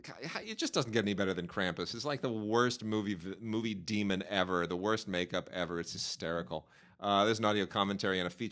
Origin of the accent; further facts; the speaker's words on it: Pennsylvania, United States; You know, I come from Pennsylvania. I've grown up in, you know, a real working class environment, and it's there's no future to it.